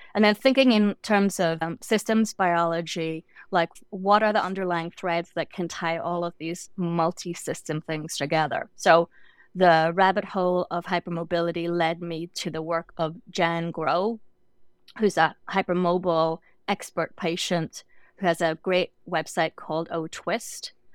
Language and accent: English; Northern Ireland, United Kingdom; moved away as an adult; also born or lived in London; I grew up in Northern Ireland, and my first degree was in London.